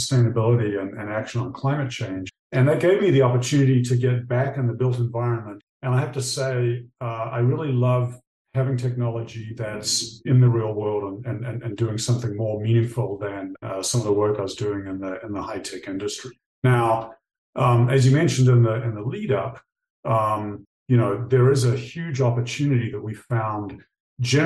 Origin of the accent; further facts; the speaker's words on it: New Zealand; moved away; I grew up in New Zealand